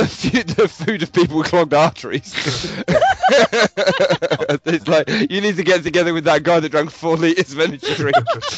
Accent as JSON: {"language": "English", "country": "United Kingdom", "said": "I'm British."}